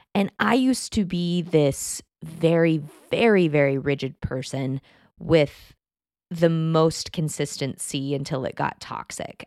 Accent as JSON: {"language": "English", "region": "Texas", "country": "United States", "tie": "born or raised there", "moved": "yes", "said": "I grew up in Texas"}